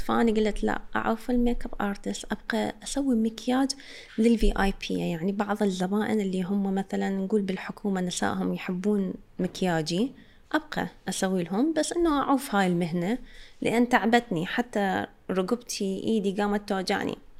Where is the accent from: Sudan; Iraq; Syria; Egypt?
Iraq; عندنا بالعراق